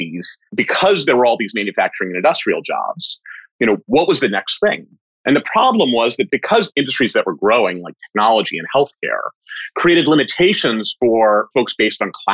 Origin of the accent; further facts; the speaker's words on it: Bethesda, Maryland, United States; I grew up in Bethesda